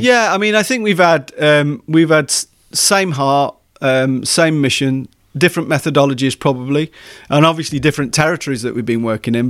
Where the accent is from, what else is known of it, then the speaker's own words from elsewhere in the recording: Leeds, Yorkshire and the Humber, United Kingdom; moved away as an adult; also born or lived in East Anglia / Hertfordshire; now in Wales, United Kingdom; I was born in Leeds